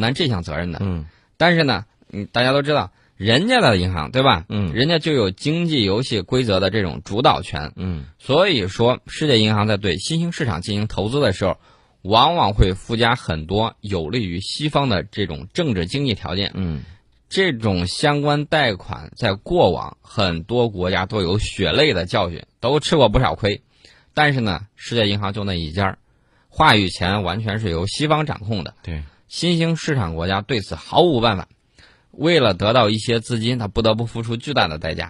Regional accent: China; 我们中国人最讲究的就是人心的向背。

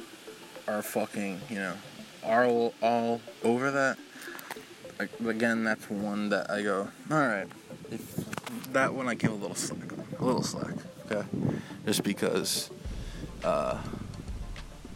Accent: Seabrook, New Hampshire, United States; also born or lived in Boston, Massachusetts; I wish I never fucking grew up in Seabrook

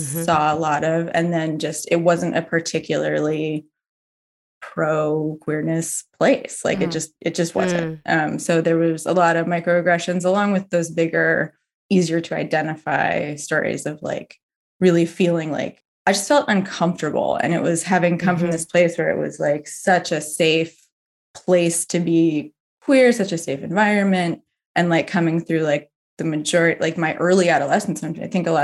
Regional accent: Berkeley, California, United States; now in Somerville, United States; I grew up in Berkeley, California

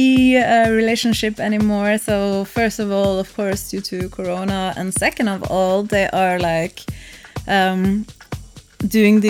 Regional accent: Norway; English is a second language; moved away; Norway again. You know, it's my home country

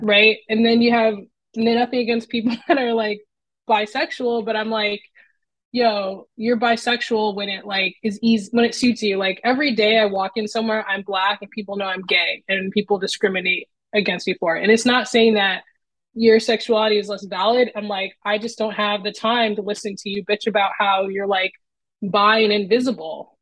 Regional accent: Los Angeles, California, United States; now in Portland, United States; I'm from Southern California, so LA in that area

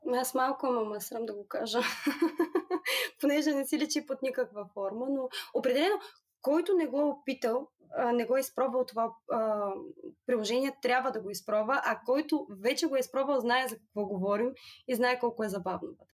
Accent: Burgas, Burgas Province, Bulgaria; Аз съм от Бургас и работя като юрисконсулт.

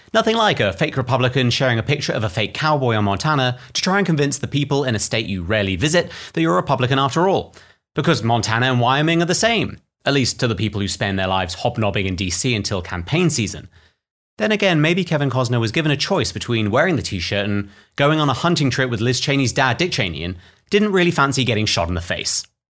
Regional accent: United Kingdom; I'm British

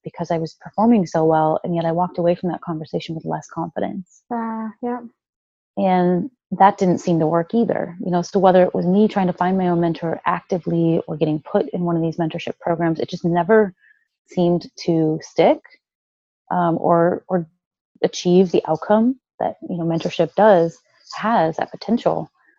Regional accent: Midwest, United States; You know, I grew up in the Midwest. You know, we have a really solid work ethic.

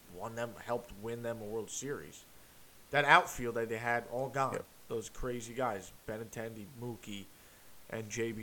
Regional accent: New York area, United States; I'm a Jays fan growing up in New York area

